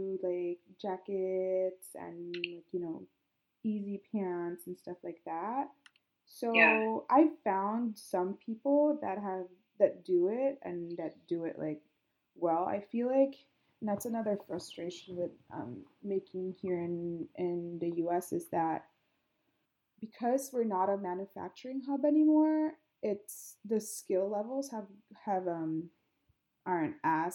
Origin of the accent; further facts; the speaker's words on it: Philippines; I'm Filipino, so the way I treat, like, people, it's like you're always, like, family.